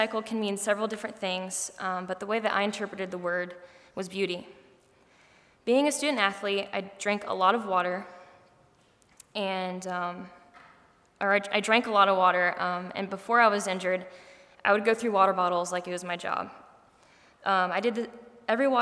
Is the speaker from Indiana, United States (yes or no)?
yes; Rushville, Indiana, United States; I'm from Rushville, Indiana, which is about 2 hours south from here